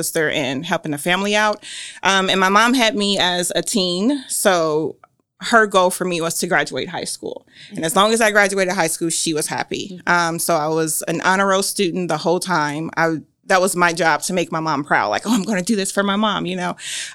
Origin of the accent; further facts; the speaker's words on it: Gary, Indiana, United States; moved away as an adult; also born or lived in Muncie, Indiana; now in Grant County, Indiana, United States; the one I grew up in Gary, Indiana